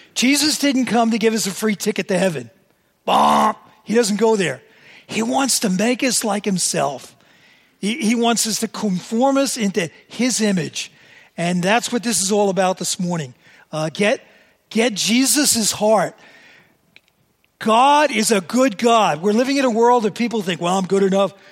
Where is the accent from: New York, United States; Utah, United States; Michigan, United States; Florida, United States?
New York, United States; New York City; I was born and raised in New York City